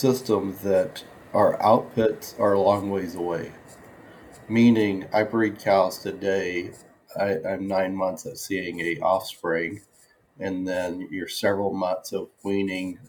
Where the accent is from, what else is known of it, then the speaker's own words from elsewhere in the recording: Oklahoma, United States; moved away as an adult; also born or lived in New Mexico / Montana / Tennessee / Nebraska; I grew up in Oklahoma on a small cow-calf